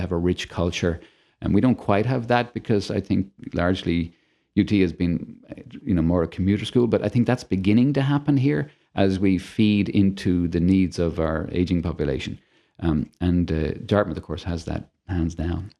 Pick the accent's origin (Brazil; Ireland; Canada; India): Ireland; Dublin, Leinster; moved away as an adult; also born or lived in Australia / New Hampshire; now in Toledo, United States; I was brought up in Dublin, Ireland.